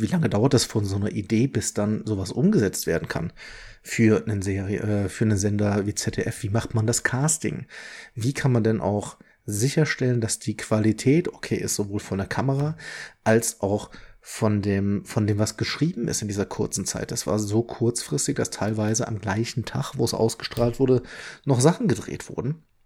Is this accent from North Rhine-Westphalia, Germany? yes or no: yes; Leverkusen, North Rhine-Westphalia, Germany; now in Ingolstadt, Germany; Ich bin ja gebürtiger Leverkusener